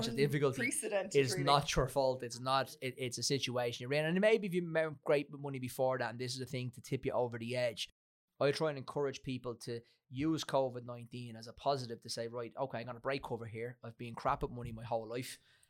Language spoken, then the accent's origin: English; Ireland; We're growing up in Ireland